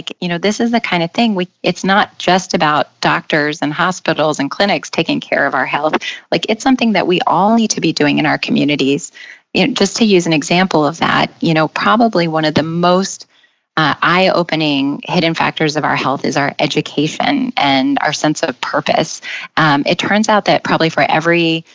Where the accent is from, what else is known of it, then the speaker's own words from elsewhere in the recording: Nevada, United States; now in New York City, United States; I grew up in Nevada